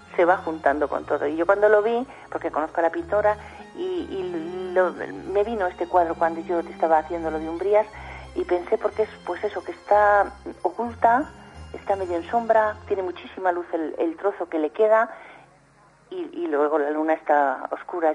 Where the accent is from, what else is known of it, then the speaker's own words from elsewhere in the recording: Soria, Castile and León, Spain; yo no soy de pueblo, yo soy de, de Soria